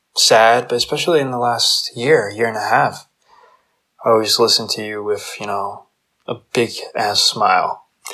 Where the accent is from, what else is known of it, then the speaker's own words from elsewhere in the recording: New Jersey, United States; I grew up in New Jersey